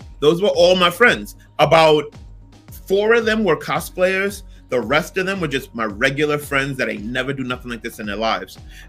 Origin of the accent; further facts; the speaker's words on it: New York City, New York, United States; I'm from Brooklyn, born and raised.